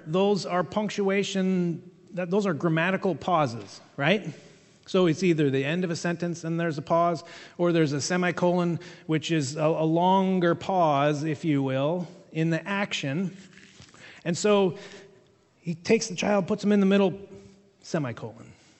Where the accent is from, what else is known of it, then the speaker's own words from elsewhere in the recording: England, United Kingdom; I'm an English guy